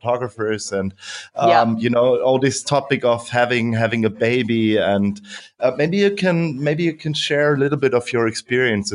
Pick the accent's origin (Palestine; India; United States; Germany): Germany; I'm German